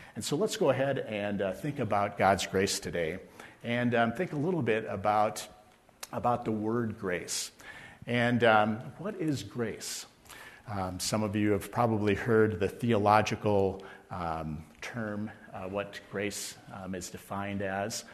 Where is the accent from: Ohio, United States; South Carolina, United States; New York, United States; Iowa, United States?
Iowa, United States; Mason City; I was born in Mason City, Iowa, in northern Iowa